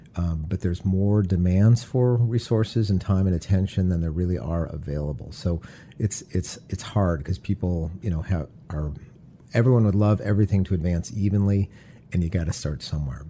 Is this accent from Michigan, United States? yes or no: yes; Detroit, Michigan, United States; Growing up in Detroit, I had the ideal childhood